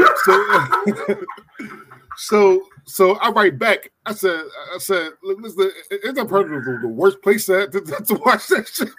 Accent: Philadelphia, Pennsylvania, United States; I grew up in Philly

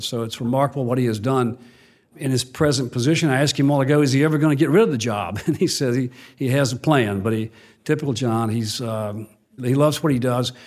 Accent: Mississippi, United States; I went back to my hometown, small town in Mississippi without a job

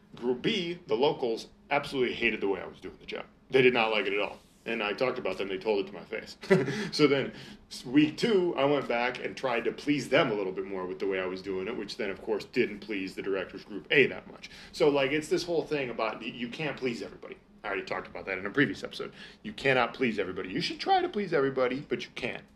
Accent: Minnesota, United States; I'm from Minnesota

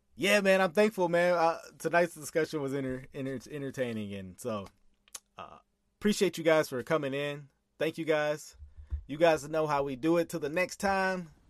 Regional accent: Texas, United States; I'm from Texas

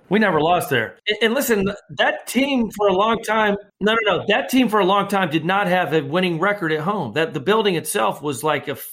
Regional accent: Campbeltown, Scotland, United Kingdom; also born or lived in Greenock; so Greenock green ock is where i was born but i was raised in Campbeltown which is on the Mull of Kintyre a very small town boatyards fishing

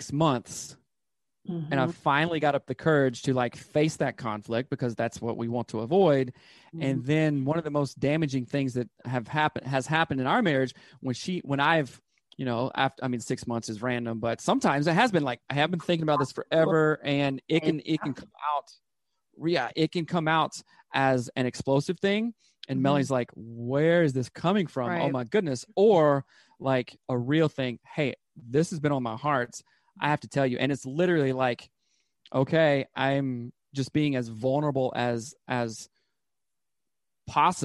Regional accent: the South, United States; I grew up in the South

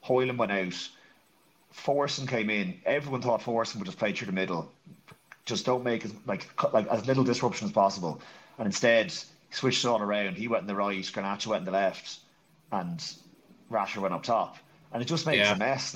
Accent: Ireland; being Irish, all of us

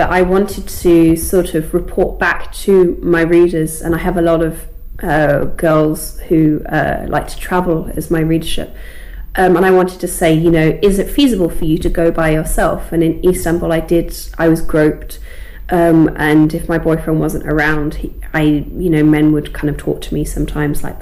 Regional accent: United Kingdom; accent: received pronunciation; But my accent right now, speaking to you, is quite received pronunciation, I think

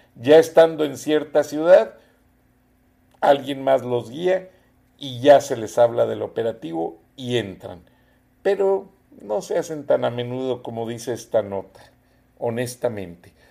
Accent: Bajío, Mexico; moved away; yo soy del Bajío, y allá todos los días hay muertos, a diario

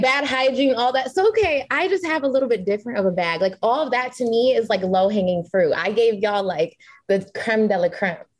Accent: Massachusetts, United States; I'm from Massachusetts

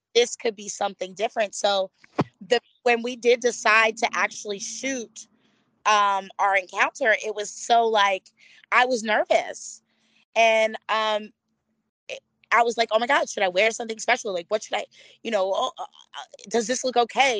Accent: Florida, United States; also born or lived in Philadelphia, Pennsylvania; Florida raised me quite a bit

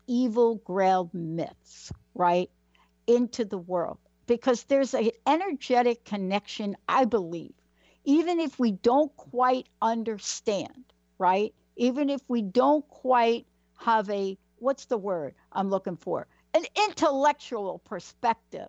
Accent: New York City, New York, United States; I grew up in the Bronx

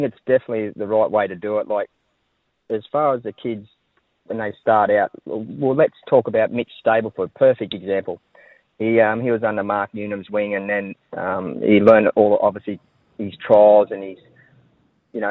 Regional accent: Wingham, New South Wales, Australia; I grew up in Wingham

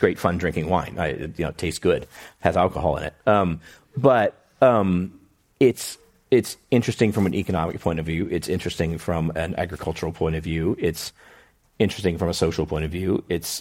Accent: Houston, Texas, United States; moved away; in Houston where I grew up

